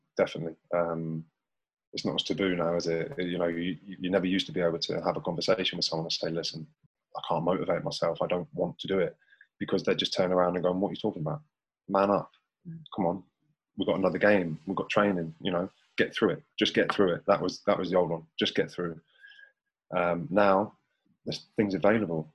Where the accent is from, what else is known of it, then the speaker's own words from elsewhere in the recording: St Ives, United Kingdom; I'm a kid from St Ives